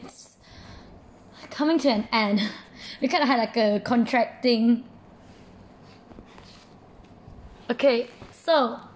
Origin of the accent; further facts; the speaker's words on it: Selangor, Malaysia; I'm from Selangor.